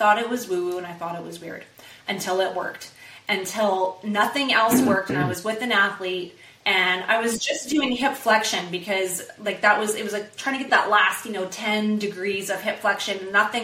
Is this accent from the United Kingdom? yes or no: no; Canada; I'm from Canada